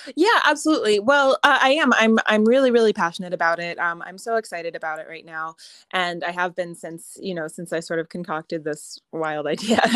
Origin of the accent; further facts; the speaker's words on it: United States; accent: American; moved away as an adult; also born or lived in Ireland; now in Connemara, Ireland; I'm an American, as you can doubtless tell from my accent